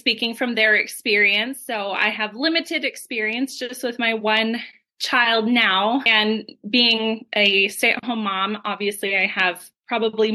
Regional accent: Colorado, United States; moved away as an adult; now in Las Vegas, United States; I'm from Colorado.

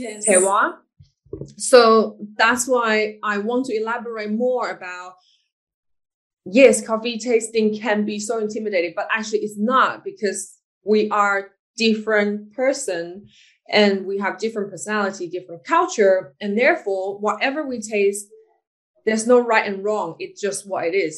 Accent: Taiwan; I'm from Taiwan.

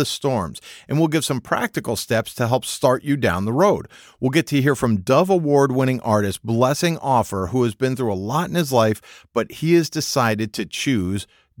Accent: Northeast, United States; I will say, growing up in the Northeast, you know, they do actually grow cranberries up there.

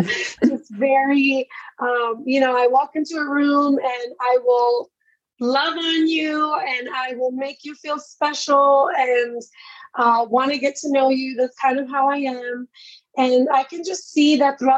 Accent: New York City, New York, United States; now in Orlando, United States; I am from Brooklyn, New York, born and raised of Puerto Rican descent

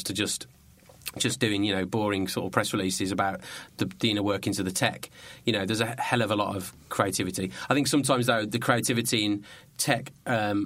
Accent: Birmingham, West Midlands, United Kingdom; I come from Birmingham. I come from Birmingham.

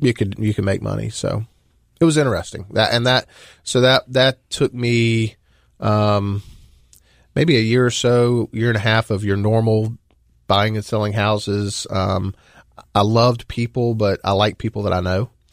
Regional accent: Dalzell, South Carolina, United States; I grew up in, uh, a very small town in the center part of the state, uh, called Dalzell.

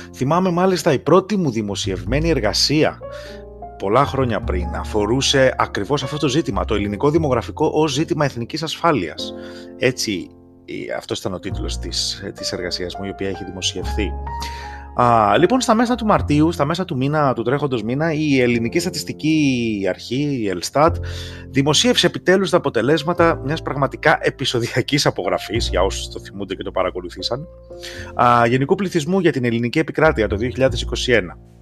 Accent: Greece; moved away as an adult; now in United States; σα μιλώ από τι Ηνωμένε Πολιτείε. Έφυγα από την Ελλάδα τα προηγούμενα χρόνια, εγώ και η γυναίκα μου.

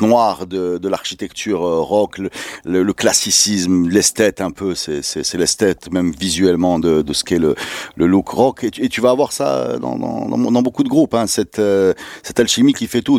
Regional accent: Morocco; on est marocain

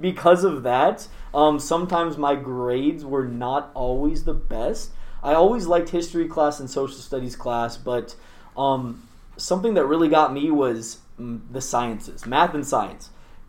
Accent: Tacoma, Washington, United States; I grew up in Tacoma, still live there actually

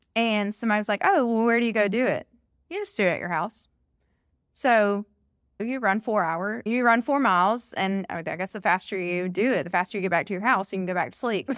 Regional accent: Alabama, United States; I'm born and raised in Alabama

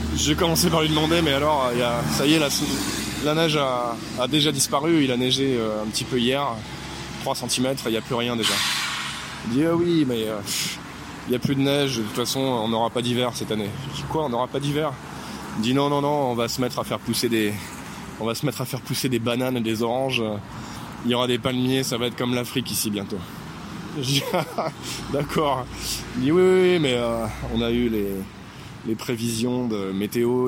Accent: France; Je suis français

